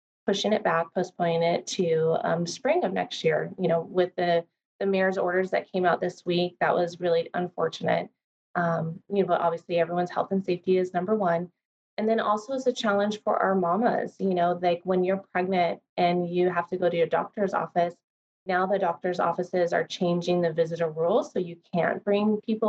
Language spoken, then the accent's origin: English; California, United States; moved away as an adult; now in Hawaii, United States; I'm from California